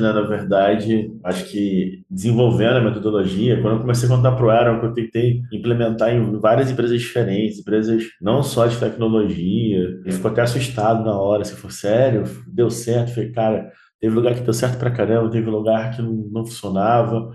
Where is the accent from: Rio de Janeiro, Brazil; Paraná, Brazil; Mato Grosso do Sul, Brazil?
Rio de Janeiro, Brazil; now in Minas Gerais, Brazil; Moro aqui em Minas, eu sou carioca